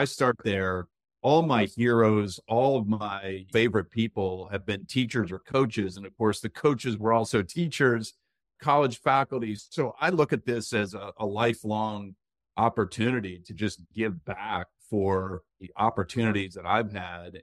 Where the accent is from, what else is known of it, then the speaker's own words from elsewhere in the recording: Tazewell, Virginia, United States; now in Northern Virginia, United States; I can claim that I'm a Virginia native because I was born in Tazewell, Virginia.